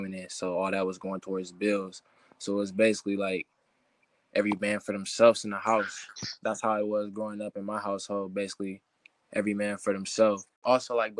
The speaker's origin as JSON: {"language": "English", "town": "Ann Arbor", "region": "Michigan", "country": "United States", "tie": "born or raised there", "said": "my experience growing up in Ann Arbor"}